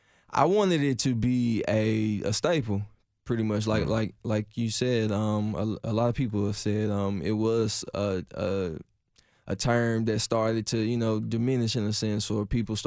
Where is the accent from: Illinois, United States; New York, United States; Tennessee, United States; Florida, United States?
Tennessee, United States; Nashville; oh, Cashville, yeah, yeah, I'm from Cashville. Yep, that's Nashville, Tennessee.